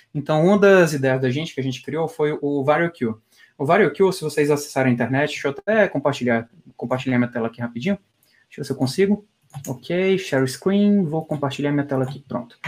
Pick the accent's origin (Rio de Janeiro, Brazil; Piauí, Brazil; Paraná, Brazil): Piauí, Brazil; now in São Paulo, Brazil; eu como piauiense